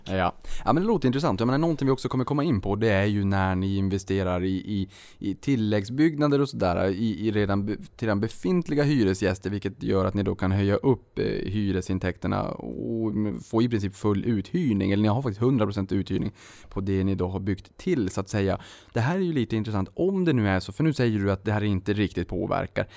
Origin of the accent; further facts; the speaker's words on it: Boden, Norrbotten County, Sweden; also born or lived in Luleå; now in Stockholm, Sweden; Jag kommer ju från Boden, Luleå, Rostbollen, Notviken